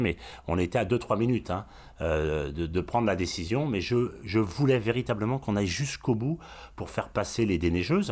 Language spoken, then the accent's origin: French; Brittany, France; je suis breton